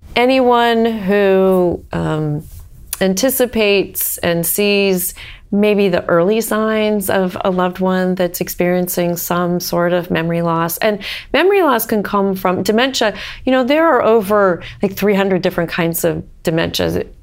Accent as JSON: {"language": "English", "region": "Northern Ohio", "country": "United States", "tie": "born or raised there", "also_born_or_lived": "Oregon", "moved": "as an adult", "lives_now": "Cincinnati, United States", "said": "I grew up in Northern Ohio"}